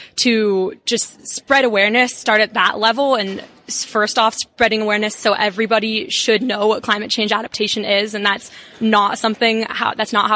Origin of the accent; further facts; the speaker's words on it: Bay Area of California, United States; now in South Bend, United States; I'm originally from the Bay Area of California, and so I'm very excited to move back there